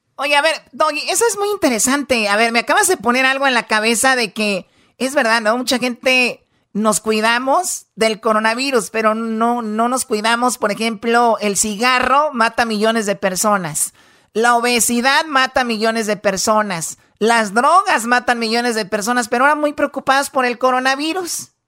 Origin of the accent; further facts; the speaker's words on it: Tepatitlán, Jalisco, Mexico; yo soy de Tepatitlán